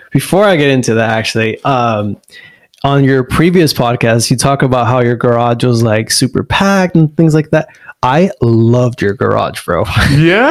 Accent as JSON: {"language": "English", "town": "La Puente", "region": "California", "country": "United States", "tie": "born or raised there", "also_born_or_lived": "Pomona / Diamond Bar", "said": "I, I honestly would say we grew up in La Puente"}